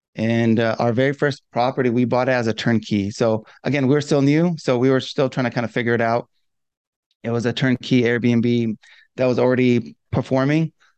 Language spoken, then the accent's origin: English; Southern California, United States; I'm from Southern California